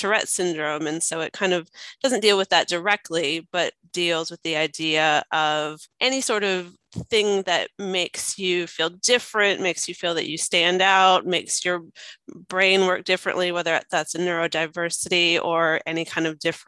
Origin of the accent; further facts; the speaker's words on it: United States; now in Australia; I'm American, my husband's Serbian, but they feel like they're Australian